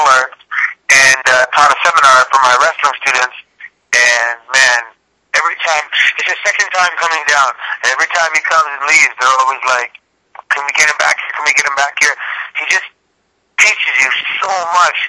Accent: Toronto, Ontario, Canada; moved away as an adult; I grew up in Toronto

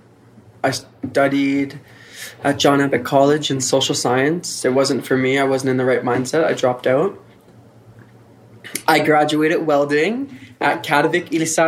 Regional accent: Gaspé, Quebec, Canada; also born or lived in Montreal; now in Nunavik, Canada; I'm from the Gaspé. I moved to Montreal to further my education.

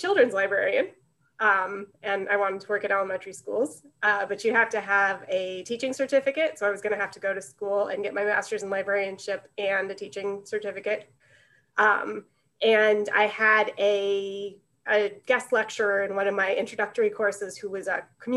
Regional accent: Bartlett, Illinois, United States; I'm from Bartlett, Illinois, which is about 20 minutes from here

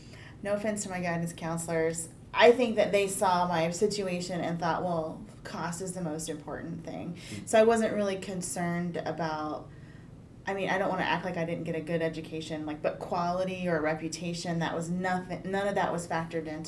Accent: Midwest, United States; I'm from the Midwest

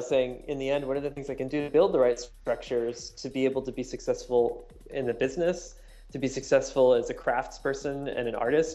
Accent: Northern Virginia, United States; moved away as an adult; also born or lived in Seattle; I grew up in Northern Virginia

